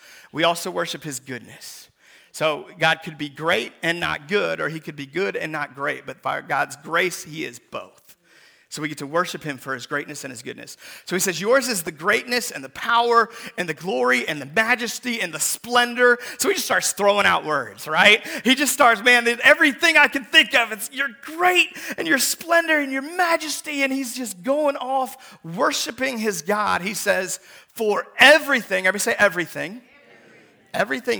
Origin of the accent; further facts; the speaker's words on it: Seattle, Washington, United States; moved away; Seattle, Washington, where I'm from